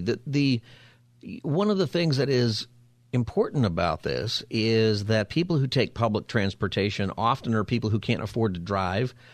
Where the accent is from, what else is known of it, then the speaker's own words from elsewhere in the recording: Los Angeles, California, United States; now in San Diego, United States; I'm from Los Angeles, then I moved to San Diego, and now I'm from San Diego.